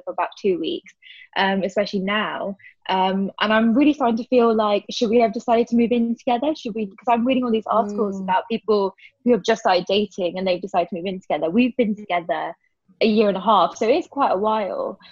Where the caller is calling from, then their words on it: London, United Kingdom; I'm calling from Peckham